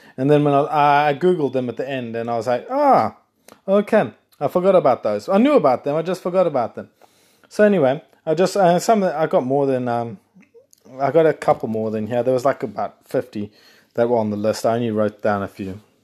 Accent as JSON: {"language": "English", "country": "South Africa", "said": "And I'm South African. I'm not Australian if anyone's listening thinking you sound Australian. I am South African"}